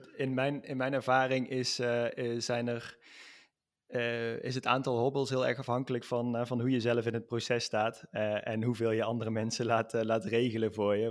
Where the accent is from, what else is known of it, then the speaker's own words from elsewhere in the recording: Netherlands; moved away as an adult; now in Spain; ik ben een Nederlander, ik ben naar Spanje verhuisd